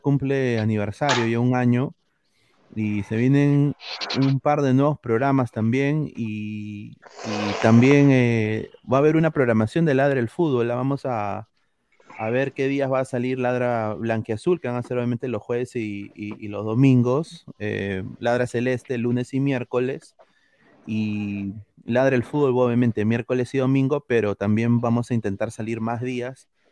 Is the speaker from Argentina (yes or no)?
no; Peru; now in North America; como peruano